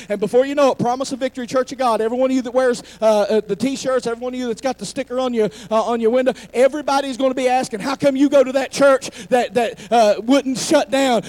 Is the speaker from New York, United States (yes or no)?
no; McDowell County, West Virginia, United States; I'm from McDowell County